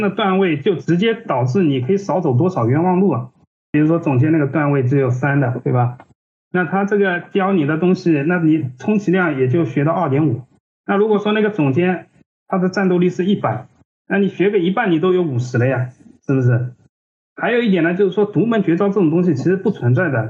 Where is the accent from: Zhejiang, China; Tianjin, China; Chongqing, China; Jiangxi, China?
Zhejiang, China; Ningbo; moved away as an adult; also born or lived in Hangzhou / Shanghai; 因为我是宁波人嘛，我当时是在宁波嗯。做设计的